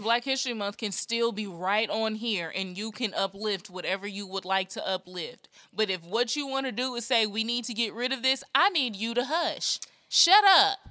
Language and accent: English; Nashville, Tennessee, United States; I'm from Nashville